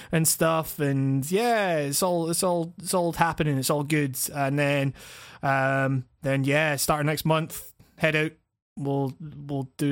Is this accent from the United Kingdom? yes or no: yes; Scotland, United Kingdom; Scotland, you know, us filthy jocks, as the English like to call us